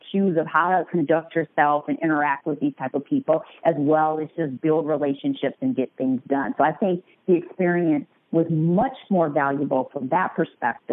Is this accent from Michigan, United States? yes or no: yes; Detroit, Michigan, United States; moved away as an adult; now in Chicago, United States; I am a Detroit native. Been living in Chicago for close to 15 years.